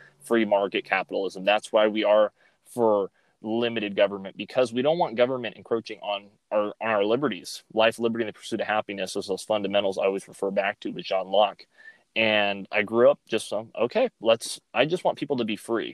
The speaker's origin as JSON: {"language": "English", "town": "Fresno", "region": "California", "country": "United States", "tie": "born or raised there", "said": "I grew up here in Fresno, California. Fresno is my home."}